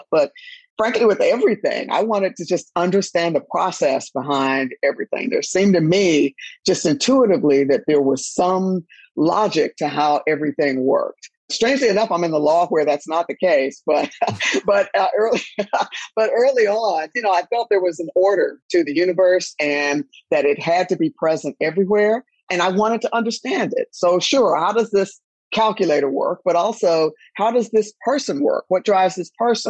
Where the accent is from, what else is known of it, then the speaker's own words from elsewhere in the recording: Durham, North Carolina, United States; moved away as an adult; I am from Durham, North Carolina, my hometown.